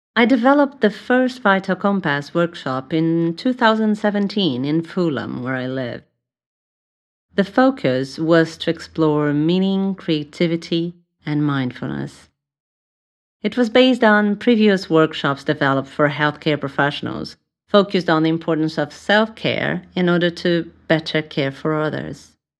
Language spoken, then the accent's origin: English; São Paulo, Brazil; English is a second language; moved away as an adult; now in London, United Kingdom; I was born in Brazil, in São Paulo